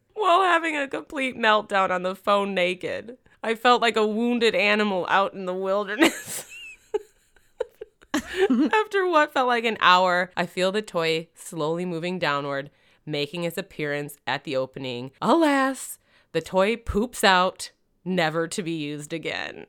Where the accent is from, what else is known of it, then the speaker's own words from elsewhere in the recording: Michigan, United States; moved away; also born or lived in Florida; I'm from Michigan, but I lived in Florida